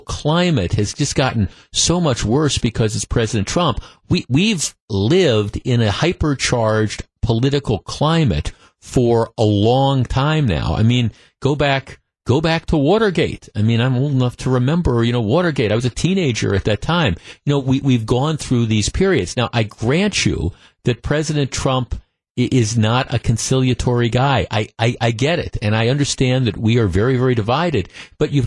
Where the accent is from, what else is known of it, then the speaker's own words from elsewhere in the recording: Glendale, Wisconsin, United States; I grew up in Glendale, lived in Clovernook, right by Nicolay High School